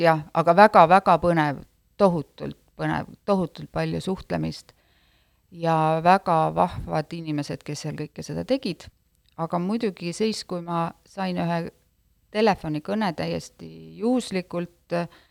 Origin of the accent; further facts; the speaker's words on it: Jootme, Lääne-Viru County, Estonia; ma ise olen pärit äh, äh, sellisest väikesest külast nagu Jootme küla, mis on kuus kilomeetrit Tapa, Tapa linnast